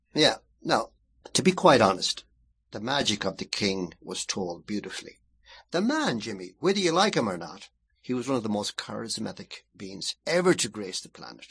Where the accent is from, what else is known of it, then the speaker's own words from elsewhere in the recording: Ballina, Connacht, Ireland; my hometown, Ballina